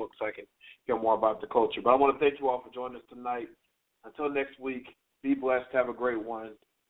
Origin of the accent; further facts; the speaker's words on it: Virginia, United States; I'm from Virginia. My mother is from D.C., and I have a lot of family that's from there